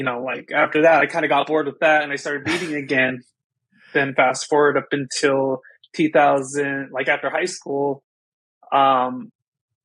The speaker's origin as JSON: {"language": "English", "area": "Crow Indian Reservation", "region": "Montana", "country": "United States", "tie": "born or raised there", "also_born_or_lived": "White Cone, Arizona", "moved": "as an adult", "said": "I was born and raised on the Crow Indian Reservation in Montana."}